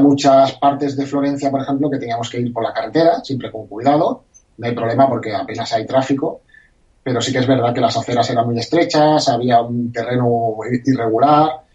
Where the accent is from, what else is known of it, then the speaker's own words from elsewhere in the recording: Barcelona, Catalonia, Spain; la gente como yo que somos de Barcelona